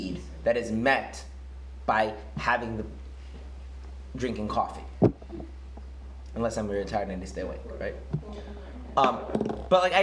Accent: United States; now in Israel; I grew up in America

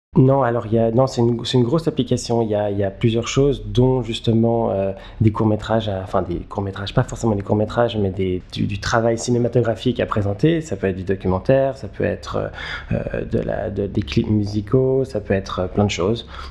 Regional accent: Geneva, Switzerland; moved away as an adult; now in New York, United States; je suis euh, né et j'ai grandi à Genève. j'habite aujourd'hui à New York où je fais du cinéma.

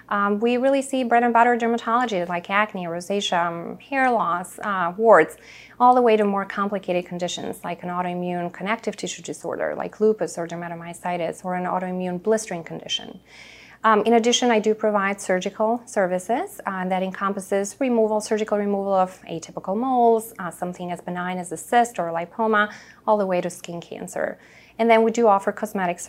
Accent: Chicago, Illinois, United States; also born or lived in Boston / Naperville; I'm a Chicagoan at heart, so I went to University of Chicago for undergrad. I only left Chicago to go to Boston for medical school.

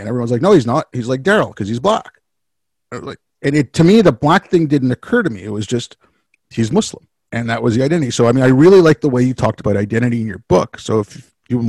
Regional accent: Montreal, Quebec, Canada; also born or lived in India; especially in Montreal, because you have the French-English thing.

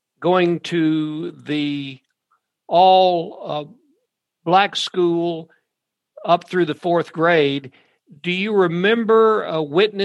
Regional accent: Glasgow, Kentucky, United States; I'm from the neighboring county and neighboring town. We were a big city, Glasgow, compared to Horse Cave

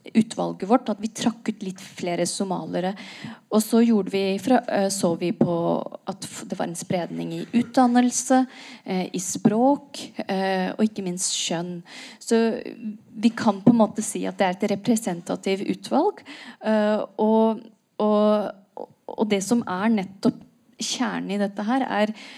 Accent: Norway; jeg er født og oppvokst i Norge

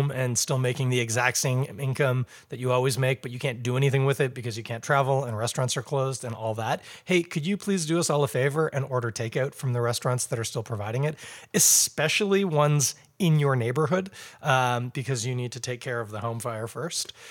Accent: England, United Kingdom; now in Canada; Fine, fine. I'm English. We've already discovered that.

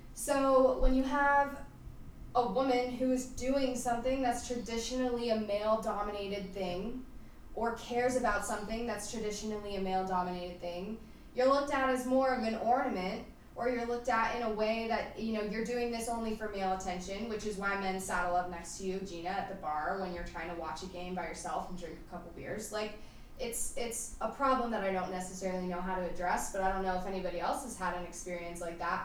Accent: Roswell, Georgia, United States; I grew up in the South

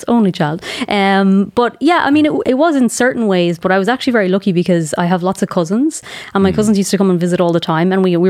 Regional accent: Charlestown, Connacht, Ireland; also born or lived in Australia; I'm from Charlestown. I actually grew up in a really small, it's not a village, like, it was just like a tiny kind of rural place called Tullanahoo. Like a townland, like a house here and then a house a mile away

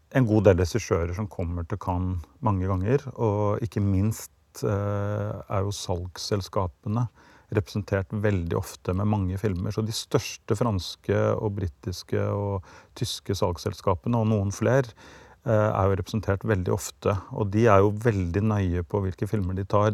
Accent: Norway; ble jeg født i Norge

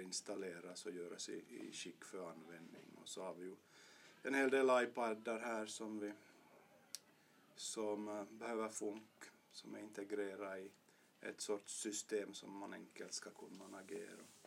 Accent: Vörå, Ostrobothnia, Finland; also born or lived in Jakobstad / Vasa; jag är född i Bertby gick i Vörå högstadium

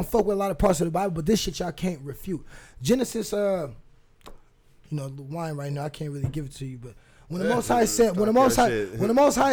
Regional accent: Fresno, California, United States; now in Portland, United States; When I was a kid growing up in Fresno, California

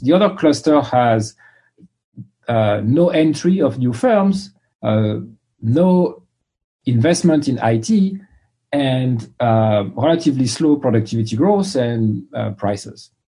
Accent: France; English is a second language; moved away as an adult; also born or lived in London / Boston; now in United States; I grew up in France, as you can tell from my accent

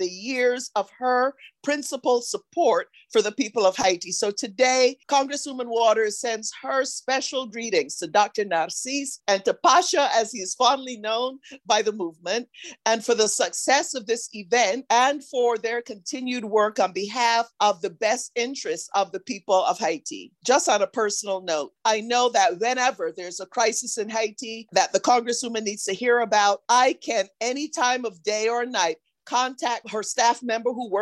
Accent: Barbados; Barbados, my home country

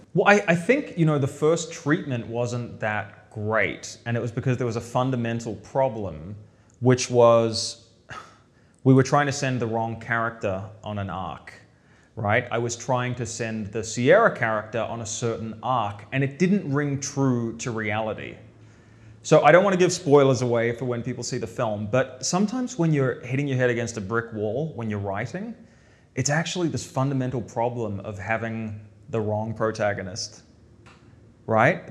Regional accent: New Zealand; moved away; I grew up in New Zealand

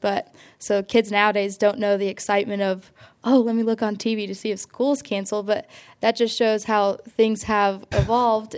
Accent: Seymour, Indiana, United States; I'm from Seymour, Indiana, so hometown of John Mellencamp

